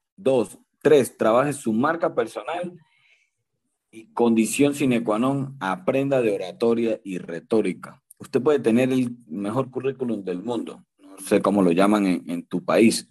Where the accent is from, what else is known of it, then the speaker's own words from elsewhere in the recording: Barinas, Venezuela; now in Mérida, Venezuela; Soy barinés, soy de Venezuela, de la ciudad de Barinas, del estado de Barinas, pero vivo en Mérida.